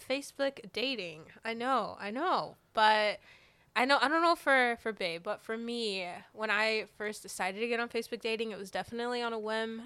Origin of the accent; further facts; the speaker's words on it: Alabama, United States; moved away as an adult; now in Georgia, United States; I'm originally from Alabama